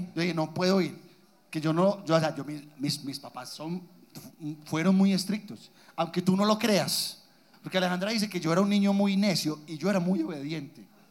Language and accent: Spanish; Guatapé, Antioquia, Colombia; yo soy de Guatapé, el, pueblo más hermoso de Antioquia.